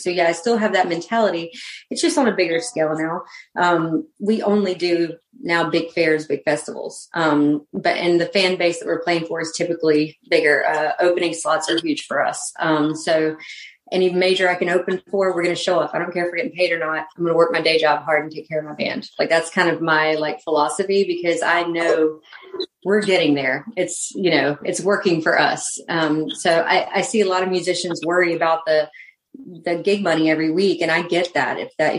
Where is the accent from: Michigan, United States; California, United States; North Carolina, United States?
North Carolina, United States; North Carolina.